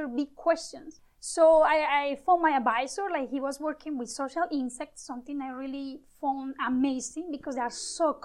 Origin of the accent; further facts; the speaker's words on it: Medellín, Antioquia, Colombia; moved away as an adult; also born or lived in Panama; now in Montreal, Canada; I was born in Colombia, Medellin, and I moved to Panama for 2 years.